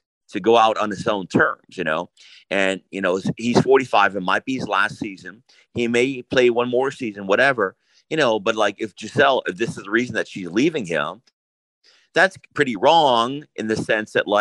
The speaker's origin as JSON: {"language": "English", "town": "Cleveland", "region": "Ohio", "country": "United States", "said": "I'm from Cleveland, Ohio"}